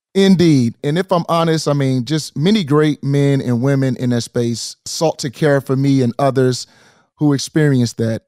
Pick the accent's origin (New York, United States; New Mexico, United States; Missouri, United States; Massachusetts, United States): Missouri, United States; St. Louis; in my hometown, Saint Louis, in our hometown